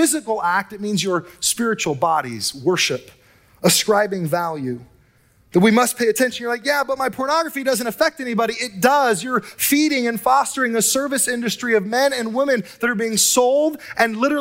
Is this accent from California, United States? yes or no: yes; Southern California, United States; now in Northern California, United States; I hail from Southern California and SoCal